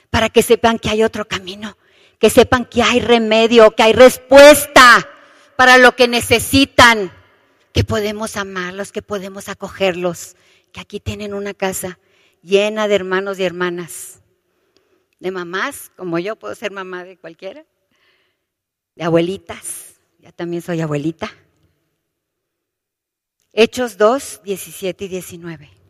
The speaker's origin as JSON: {"language": "Spanish", "town": "Monterrey", "region": "Nuevo León", "country": "Mexico", "said": "¿Se acuerdan aquí en México, sobre todo yo que soy de Monterrey, que a veces llueve y a veces está el calorón tremendo?"}